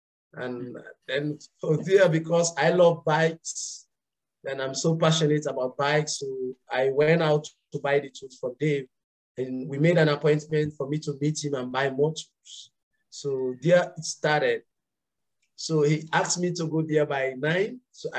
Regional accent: Kabala, Northern Province, Sierra Leone; So originally I am from Kabala, the upper northern part of Sierra Leone. And I migrated to Lone Star 15 years ago, of which I finished my high schools there.

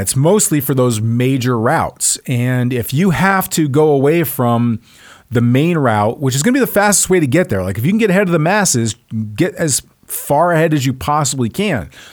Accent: Texas, United States; I'm from Texas, where cowboy boots and suits do go together.

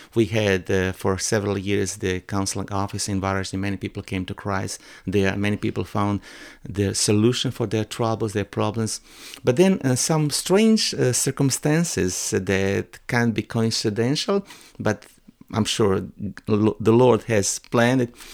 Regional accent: Croatia; English is a second language; my hometown

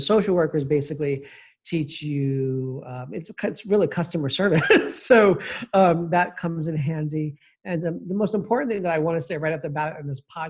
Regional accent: New York City, New York, United States; also born or lived in Kennebunkport, Maine; I was born and raised in Queens, New York

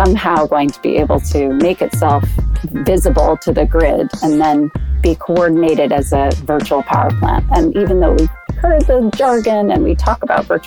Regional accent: United States; accent: American; moved away as an adult; now in London, United Kingdom; I've been living in London since 2003, in spite of my American accent

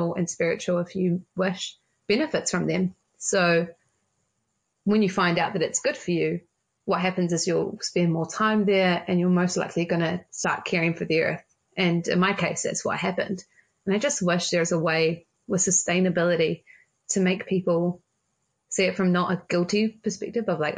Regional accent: Auckland, New Zealand; I'm from Auckland

